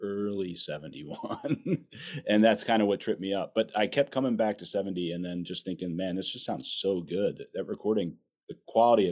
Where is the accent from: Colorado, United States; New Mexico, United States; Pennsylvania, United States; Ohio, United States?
Pennsylvania, United States; outside Philadelphia; I grew up outside Philadelphia